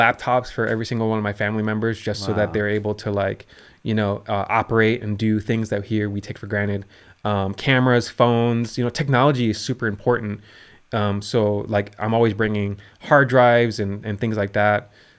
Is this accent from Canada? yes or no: no; Chicago, Illinois, United States; born there; I was born in Chicago.